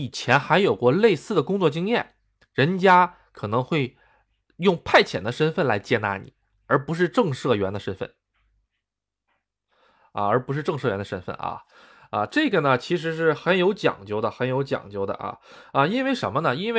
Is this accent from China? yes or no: yes; Tonghua, Jilin, China; also born or lived in Shandong; now in Japan; 现在是在东北，在我的老家吉林省通化市